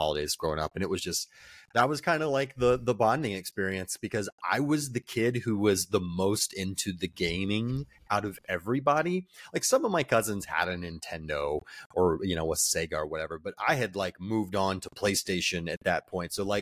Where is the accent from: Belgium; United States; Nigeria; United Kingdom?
United States; Northwest Florida; we're from Northwest Florida